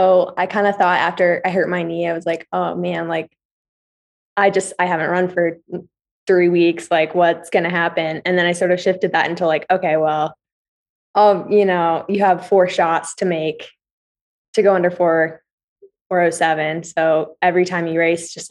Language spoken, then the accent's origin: English; Billings, Montana, United States; moved away as an adult; also born or lived in New York / Indiana; now in Flagstaff, United States; I'm from Montana, like a small place